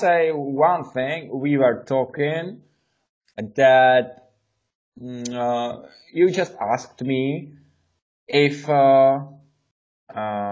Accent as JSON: {"language": "English", "country": "Czechia", "second_language": "English", "said": "We are brothers from Czech Republic."}